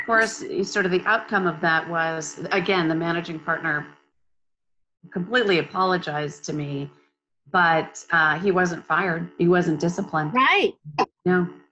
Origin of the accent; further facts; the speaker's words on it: Minnesota, United States; now in Texas, United States; I grew up in Minnesota